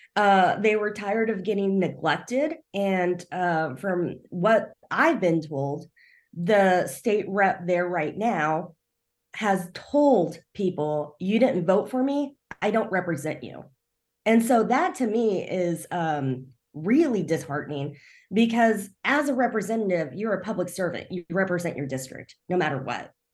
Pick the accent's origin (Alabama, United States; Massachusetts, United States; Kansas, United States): Kansas, United States; rural; also born or lived in South Korea; now in Kansas City, United States; I actually grew up in rural Kansas. Uh, I was adopted, so I, I'm adopted from South Korea.